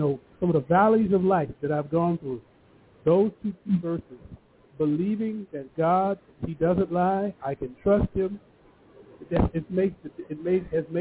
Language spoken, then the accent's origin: English; United States; being an African-American and growing up with all these different names, black, you know, Negro, now it's BIPOC